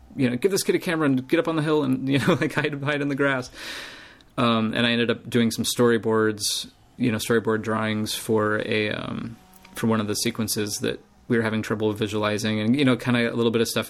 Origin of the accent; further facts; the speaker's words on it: United States; I'm American